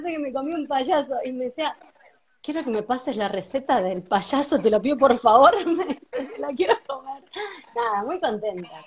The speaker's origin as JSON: {"language": "Spanish", "town": "Mar del Plata", "region": "Buenos Aires Province", "country": "Argentina", "said": "de repente ahora estoy en un grupo con un montón de consultores de Mar del Plata, que somos veintipico"}